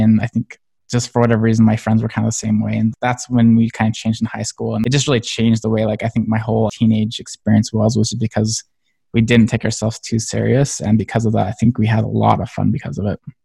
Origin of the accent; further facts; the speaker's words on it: Springville, Utah, United States; I grew up in Springville, Utah, kind of a smaller town